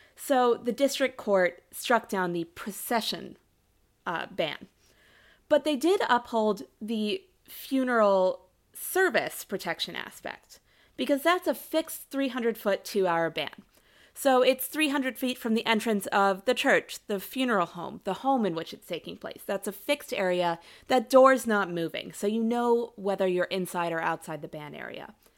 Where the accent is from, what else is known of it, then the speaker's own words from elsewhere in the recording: Ohio, United States; my home state of Ohio